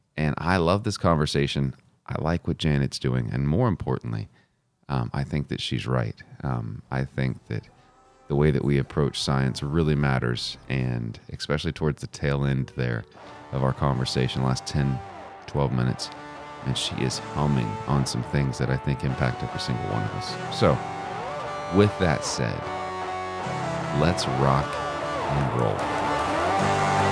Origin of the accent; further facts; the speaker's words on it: Texas, United States; as a Christian growing up in Texas